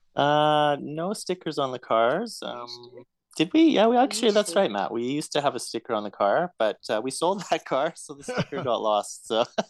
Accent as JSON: {"language": "English", "town": "Edmonton", "region": "Alberta", "country": "Canada", "tie": "born or raised there", "also_born_or_lived": "Calgary, Canada", "moved": "as an adult", "lives_now": "Melbourne, Australia", "said": "I was born born and raised in Edmonton, and um, finished up finished up high school there, and then uh, ended up moving to Calgary uh, for university"}